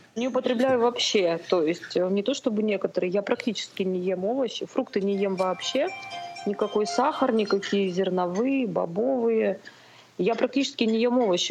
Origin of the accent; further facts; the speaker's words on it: Far East, Khabarovsk Krai, Russia; now in Novosibirsk, Russia; Да, я с Дальнего Востока, из Хабаровского края. Ну, там небольшой городок под Хабаровском.